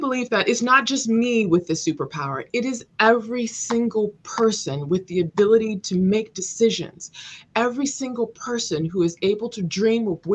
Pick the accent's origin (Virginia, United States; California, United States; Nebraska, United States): California, United States; Los Angeles; I grew up in South Los Angeles, and it was very rough